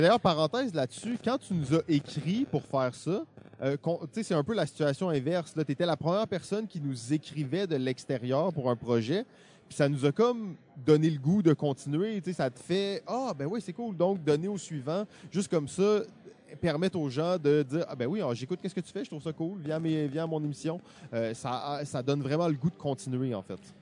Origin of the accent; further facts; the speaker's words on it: Quebec, Canada; on est québécois